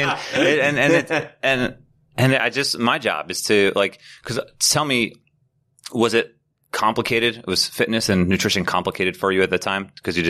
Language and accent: English; Glen Cove, New York, United States; I grew up on Long Island. I'm one of four children, the oldest of four.